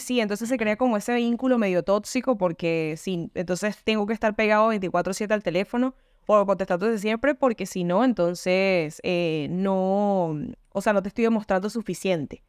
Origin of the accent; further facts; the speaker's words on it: Venezuela; now in Argentina; vivo en Argentina y soy de Venezuela.